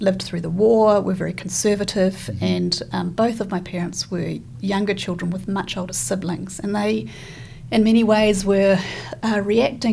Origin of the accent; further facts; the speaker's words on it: Kaitaia, Northland, New Zealand; also born or lived in Dunedin, New Zealand / Cambridge, United Kingdom; now in Christchurch, New Zealand; I was born in Kaitaia, right at the top of the North Island of New Zealand